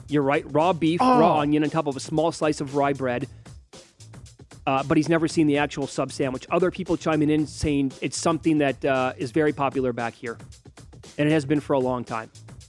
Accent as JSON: {"language": "English", "region": "Midwest", "country": "United States", "said": "We're both from the Midwest."}